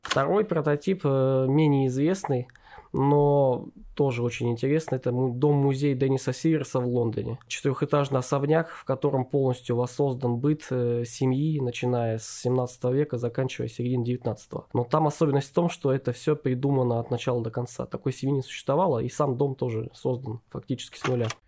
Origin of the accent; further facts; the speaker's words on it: Novosibirsk, Novosibirsk Oblast, Russia; мы из Новосибирска